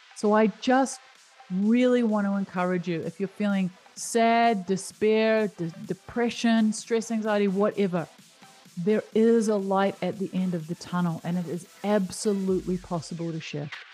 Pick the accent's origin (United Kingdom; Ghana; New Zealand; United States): New Zealand; I grew up in New Zealand